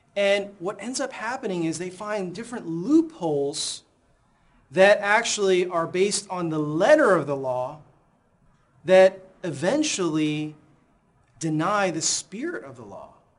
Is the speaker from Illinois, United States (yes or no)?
yes; Chicago, Illinois, United States; moved away; my hometown, Chicago